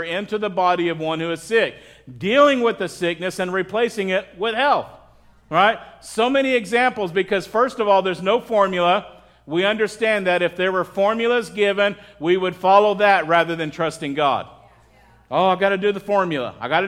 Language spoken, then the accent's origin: English; Midwest, United States; growing up in the Midwest.